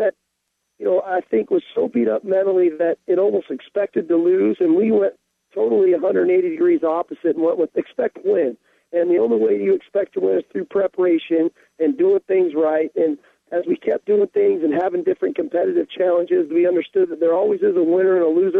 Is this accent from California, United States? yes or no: yes; Southern California, United States; moved away as an adult; now in Seattle, United States; growing up in the Pac-10 and in Southern California